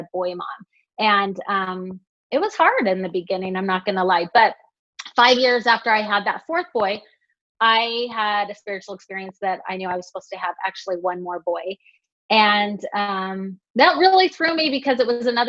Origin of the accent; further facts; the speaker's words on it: West Jordan, Utah, United States; now in South Jordan, United States; I live in South Jordan right now, and I grew up in West Jordan, so just the next town over.